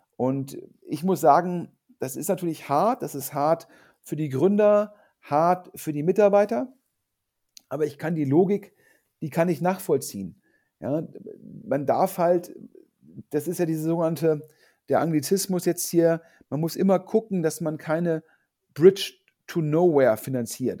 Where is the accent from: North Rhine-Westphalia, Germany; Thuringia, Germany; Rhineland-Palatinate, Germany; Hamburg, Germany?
North Rhine-Westphalia, Germany; Düsseldorf; in Düsseldorf, also in, in, in Anführungsstrichen meiner Heimatstadt